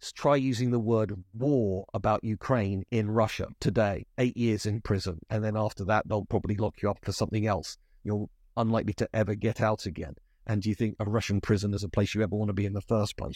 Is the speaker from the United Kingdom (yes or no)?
yes; United Kingdom